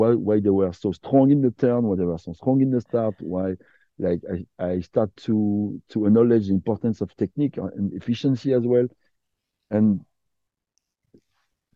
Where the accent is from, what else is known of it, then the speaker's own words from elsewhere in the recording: Côte d’Ivoire; English is a second language; also born or lived in Quebec; now in Canada; I was born in Ivory Coast. My mother is French. My dad is from Africa, was from Africa because he passed away last year. But I grew up in Ivory Coast.